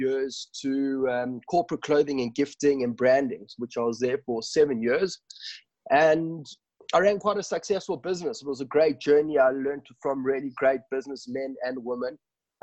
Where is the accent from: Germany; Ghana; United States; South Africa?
South Africa; also born or lived in Johannesburg; I am born and bred in South Africa. I grew up in Victoria and I'm now living in Johannesburg.